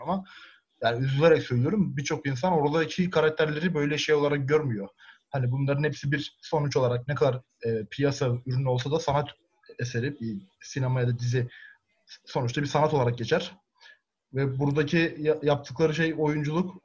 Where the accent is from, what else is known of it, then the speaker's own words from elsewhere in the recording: Erzincan, Turkey; ben Erzincanlıyım